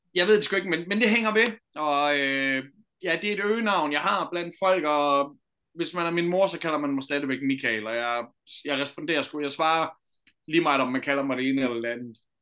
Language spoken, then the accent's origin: Danish; Jutland, Denmark; vi er jo sådan rigtig jyde